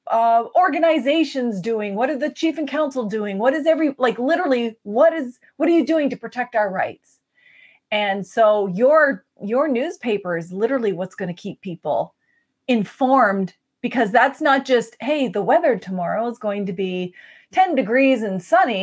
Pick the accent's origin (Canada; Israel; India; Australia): Canada; we're from the Mi'kmaq Nation, we care about one another